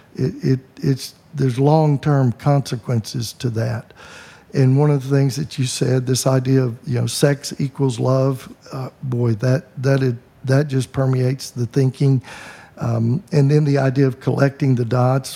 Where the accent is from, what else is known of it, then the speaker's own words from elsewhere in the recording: the Bible Belt, United States; I grew up in the Bible Belt